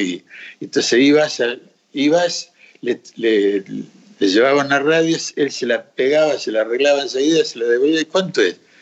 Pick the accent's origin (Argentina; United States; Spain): Argentina; Río Negro; moved away; also born or lived in Colombia; yo me crié en Río Negro